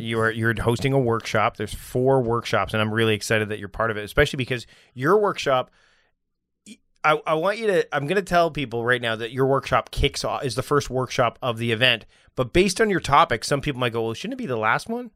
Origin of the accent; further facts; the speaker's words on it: Canada; I'm his Canadian cousin